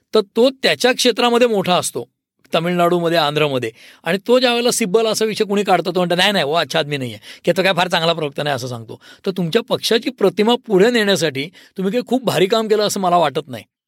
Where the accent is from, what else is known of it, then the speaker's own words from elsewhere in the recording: Pune, Maharashtra, India; also born or lived in Delhi; मी पुणेकर असल्यामुळे